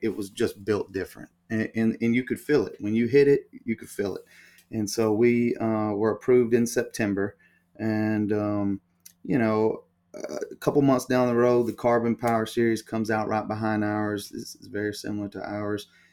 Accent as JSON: {"language": "English", "region": "Alabama", "country": "United States", "tie": "born or raised there", "said": "I'm from Alabama. Um, I grew up in Alabama, went to school at the University of Alabama"}